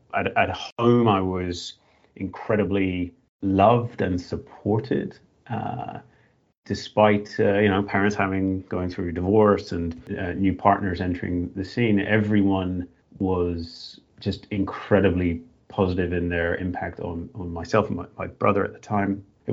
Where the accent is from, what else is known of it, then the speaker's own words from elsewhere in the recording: Northern Ireland, United Kingdom; now in Australia; I was growing up in Northern Ireland